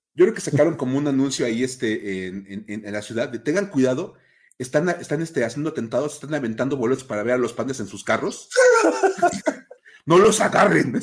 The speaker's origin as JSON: {"language": "Spanish", "country": "Mexico", "said": "los que somos de México"}